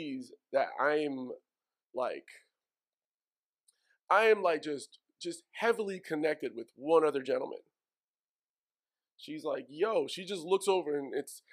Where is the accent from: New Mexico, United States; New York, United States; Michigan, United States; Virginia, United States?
New York, United States; New York City; I'm from Woodside.